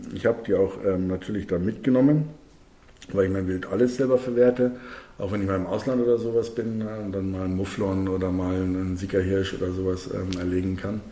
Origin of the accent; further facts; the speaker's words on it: Bavaria, Germany; also born or lived in Munich; bei uns in Bayern